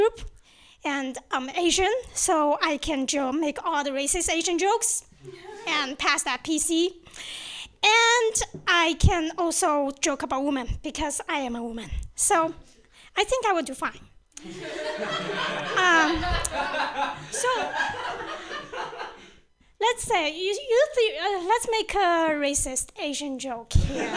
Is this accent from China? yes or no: yes; China; moved away; I grew up in China